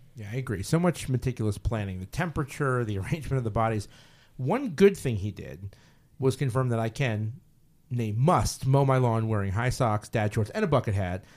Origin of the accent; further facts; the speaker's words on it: United States; I am an American